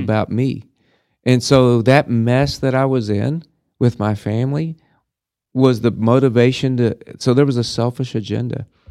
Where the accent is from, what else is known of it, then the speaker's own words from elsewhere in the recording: Clarendon, Texas, United States; moved away as an adult; also born or lived in Denver / Dallas / Houston / San Antonio; now in Amarillo, United States; I grew up in Clarendon